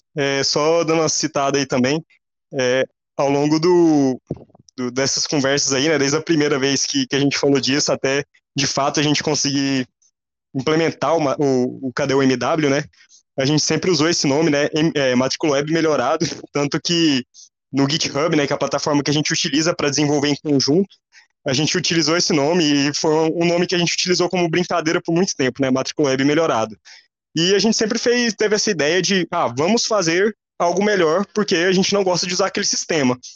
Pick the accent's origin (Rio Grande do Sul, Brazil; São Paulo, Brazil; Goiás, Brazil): Goiás, Brazil; now in Brasília, Brazil; vocês vão ver meu sotaque, né? É, eu sou goiano